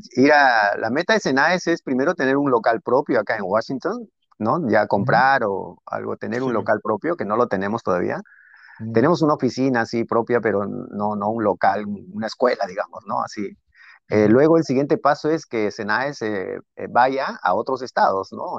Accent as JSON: {"language": "Spanish", "country": "Peru", "moved": "yes", "lives_now": "United States", "said": "como peruano"}